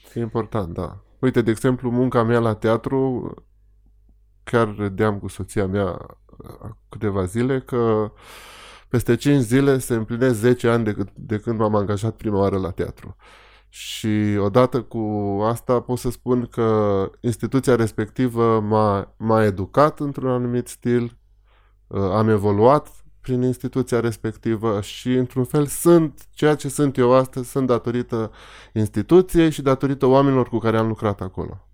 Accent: Petrila, Hunedoara County, Romania; Eu, eu am crescut în Petrila.

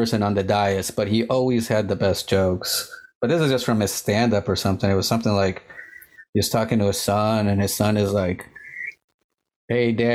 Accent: United States; I'm Colombian too. I was born in the States, but my family, both my parents are Colombian

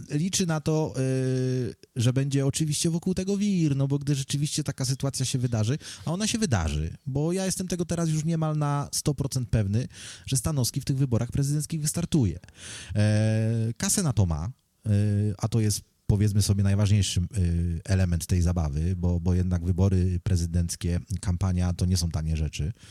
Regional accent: Poland; now in United Kingdom; jak przyjechałem z Polski do, do Wielkiej Brytanii, to byłem bardziej taki nastawiony właśnie

